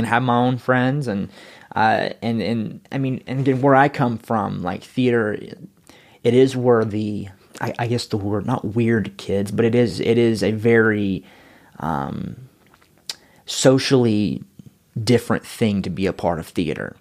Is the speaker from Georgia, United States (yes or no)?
no; North Carolina, United States; moved away; I was, uh, born and raised in Yackenville, North Carolina